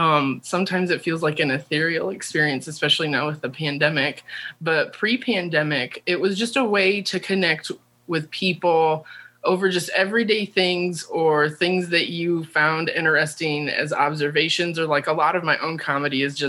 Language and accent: English; Indiana, United States; I grew up and lived in Indiana.